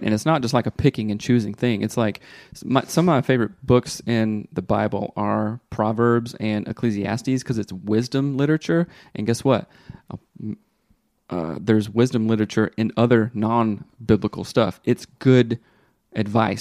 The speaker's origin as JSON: {"language": "English", "region": "the South", "country": "United States", "tie": "born or raised there", "said": "growing up in the South"}